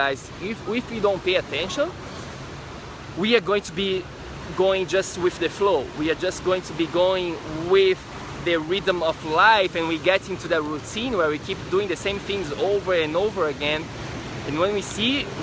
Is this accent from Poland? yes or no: no; Florianópolis, Santa Catarina, Brazil; moved away; I am from Brazil. I am from a city in Brazil called Florianópolis